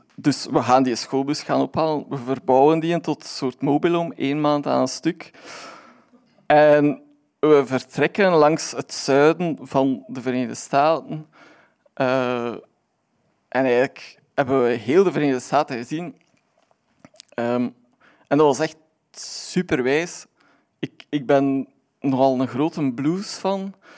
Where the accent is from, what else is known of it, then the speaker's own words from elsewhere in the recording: Aalst, Flanders, Belgium; ik ben van Aalst